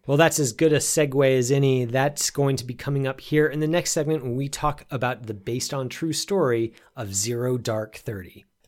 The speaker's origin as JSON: {"language": "English", "country": "United States", "said": "we were we were all Americans"}